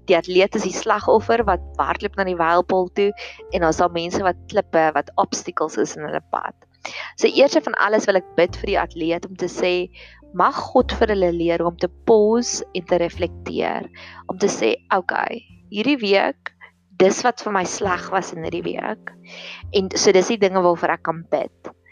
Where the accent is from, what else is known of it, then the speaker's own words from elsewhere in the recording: Welkom, Free State, South Africa; ek het in Welkom groot geword en ek weet dat daar daar's 'n fulstasie wat presies halfpad is tussen Pretoria en Welkom as ek gaan kuier het.